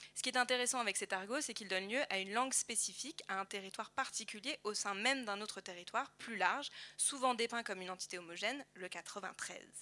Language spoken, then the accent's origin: French; Paris, Île-de-France, France; accent: Parisian; j'entends mon accent parisien